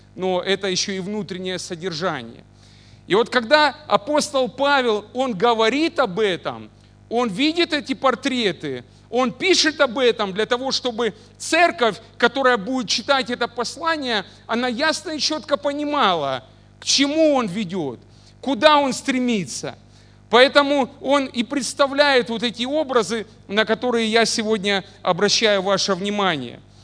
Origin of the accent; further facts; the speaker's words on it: Mariupol, Donetsk Oblast, Ukraine; now in Oleksandriia, Ukraine; я родился не в Александрии, да, в городе Мариуполе